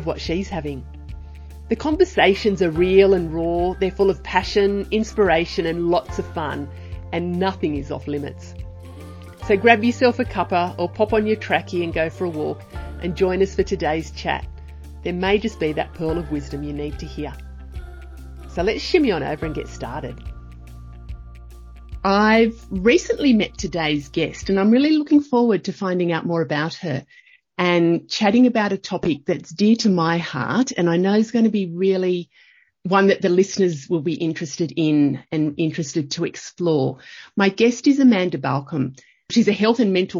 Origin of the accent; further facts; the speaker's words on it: Young, New South Wales, Australia; I grew up in a country town. I grew up in Young in New South Wales, but I was a townie.